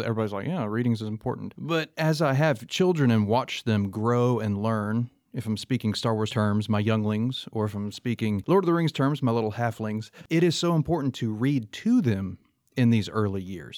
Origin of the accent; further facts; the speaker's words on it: Columbus, Mississippi, United States; I have fond memories growing up in Columbus, Mississippi